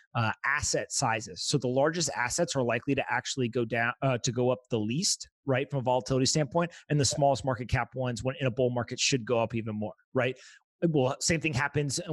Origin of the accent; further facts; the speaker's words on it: United States; I'm an American citizen